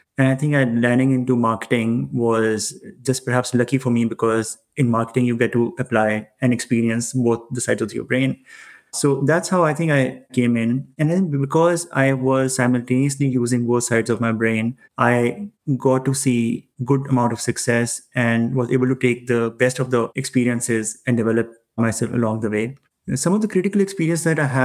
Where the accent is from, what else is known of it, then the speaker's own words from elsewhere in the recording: Pakistan; moved away; I come from Pakistan, that's my home country